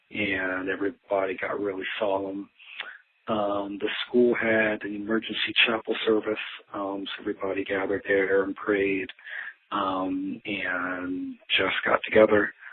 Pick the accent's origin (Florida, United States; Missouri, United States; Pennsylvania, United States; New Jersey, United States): New Jersey, United States; moved away; from growing up in New Jersey